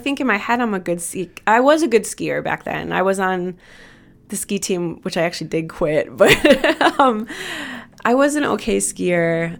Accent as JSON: {"language": "English", "region": "Wisconsin", "country": "United States", "moved": "yes", "lives_now": "Chicago, United States", "said": "we're from Wisconsin"}